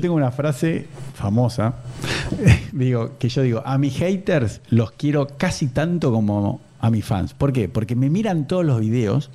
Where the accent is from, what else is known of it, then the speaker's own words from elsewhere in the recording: Buenos Aires, Argentina; soy de Belgrano Capital